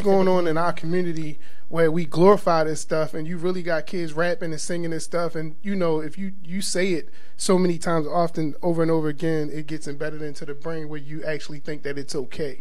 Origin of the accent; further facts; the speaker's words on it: Baltimore, Maryland, United States; growing up in Baltimore, um, there's two major, major churches.